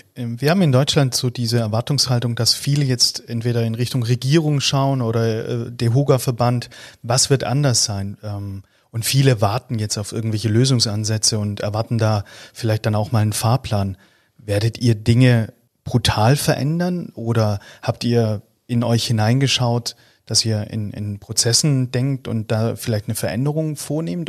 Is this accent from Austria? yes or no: yes; Austria; als Österreicher